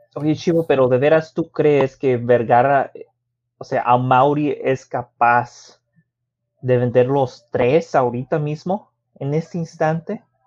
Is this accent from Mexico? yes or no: yes; Mexico; Como mexicano